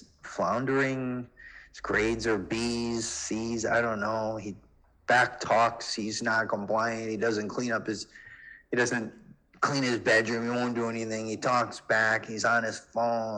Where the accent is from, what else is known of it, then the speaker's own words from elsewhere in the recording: Chicago, Illinois, United States; I grew up in Chicago.